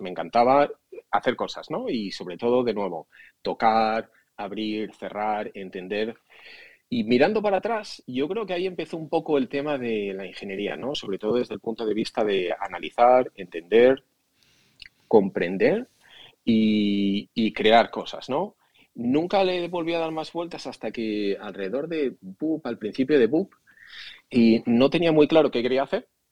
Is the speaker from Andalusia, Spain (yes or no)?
no; Asturias, Spain; moved away as an adult; also born or lived in Madrid; now in United States; nací en Asturias